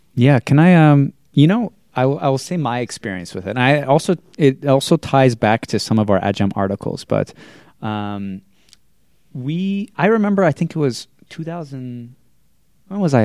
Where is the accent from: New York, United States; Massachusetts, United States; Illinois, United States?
Massachusetts, United States; Andover; I grew up in Andover, Massachusetts